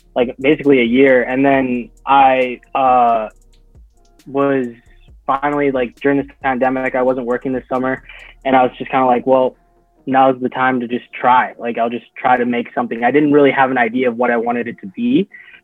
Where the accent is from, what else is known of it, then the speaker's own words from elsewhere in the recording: Fort McMurray, Alberta, Canada; moved away as an adult; also born or lived in Lethbridge, Alberta; I'm from Fort Murray, Alberta. So it's like a northern community in Alberta. So it's like, when people think of Alberta and like how it's all oil, Fort Murray is the center of that, right? So that's where I was born and raised